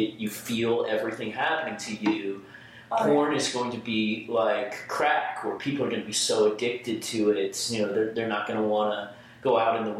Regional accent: Texas, United States; I'm from Texas

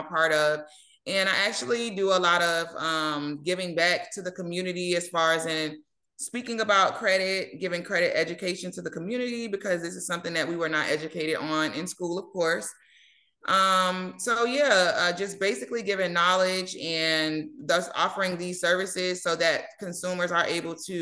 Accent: St. Petersburg, Florida, United States; now in Ruskin, United States; I am from St. Petersburg, Florida, originally. I did relocate and move to Ruskin, Florida

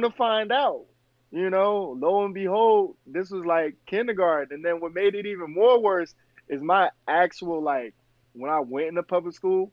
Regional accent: New Jersey, United States; moved away as an adult; also born or lived in Philadelphia, Pennsylvania; now in Portland, United States; we moved to from Philly into Jersey

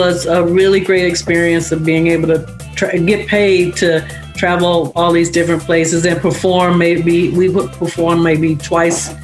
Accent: Chicago, Illinois, United States; moved away as an adult; also born or lived in Santa Monica, California; I felt like I had a very good childhood on the South Side in Woodlawn

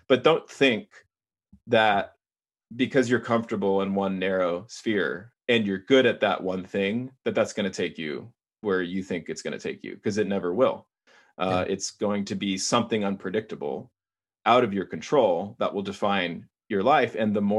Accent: Texas, United States; I'm from Texas, and it's the most caloric thing you can possibly eat.

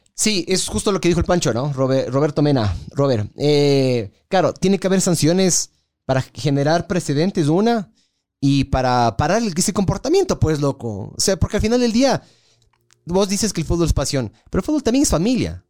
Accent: Ecuador; soy ecuatoriano

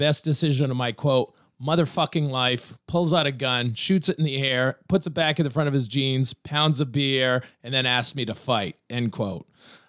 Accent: United States; I'm American, though. I just learned some knowledge. I just took the test.

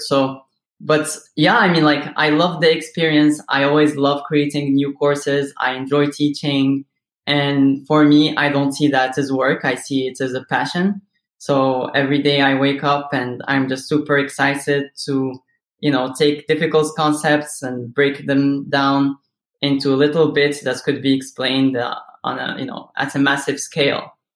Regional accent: Morocco; moved away as an adult; now in United States; I was born and raised in Morocco

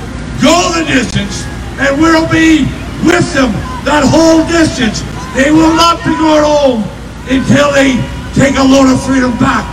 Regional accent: Canada; Seeing what has happened in Ottawa makes us all proud. Makes us all to be proud of being Canadian once again.

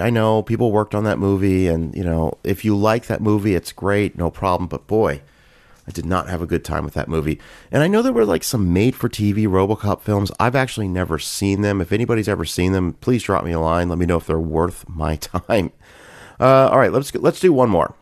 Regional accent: Canada; I grew up in Canada

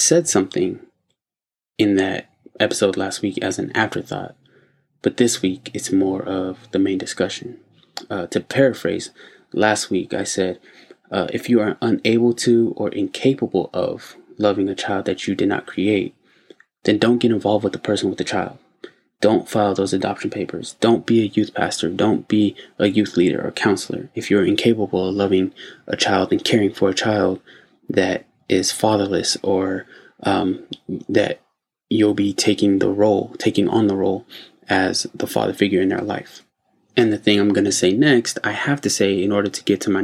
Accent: United States; my home country, the U.S.

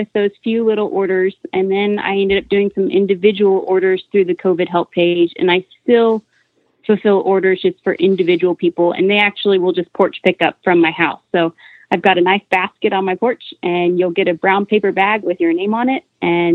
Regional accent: Clovis, New Mexico, United States; moved away as an adult; now in Amarillo, United States; I'm originally from Clovis, New Mexico

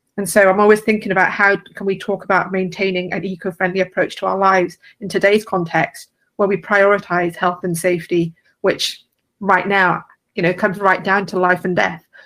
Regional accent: London, United Kingdom; I'm from London in the UK

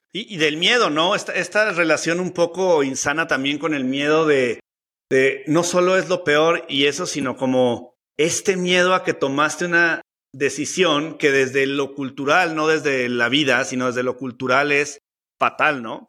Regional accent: Mexico City, Mexico; soy chilango

